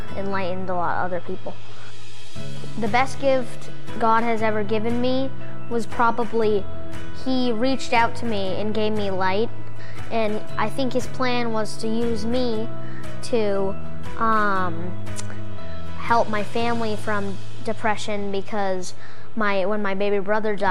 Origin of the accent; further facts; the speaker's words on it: Sandwich, Massachusetts, United States; I'm 11 years old. And I'm from Cape Cod, Sandwich, Massachusetts